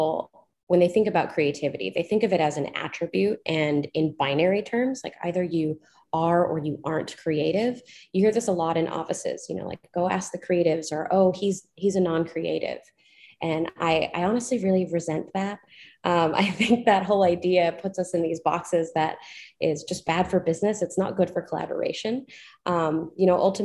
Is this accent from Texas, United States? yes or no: no; San Francisco, California, United States; I was born in San Francisco. So I was growing up in very close proximity to Silicon Valley